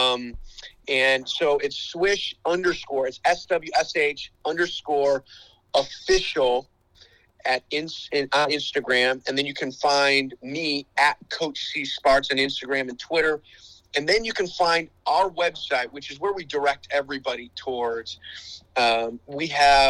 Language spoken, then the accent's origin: English; Chicago, Illinois, United States; I grew up in the Chicagoland area, played multiple sports through high school